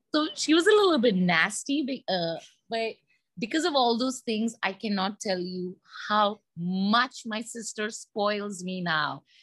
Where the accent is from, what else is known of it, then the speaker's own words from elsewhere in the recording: India; being an Indian, we have lots of aunts and uncles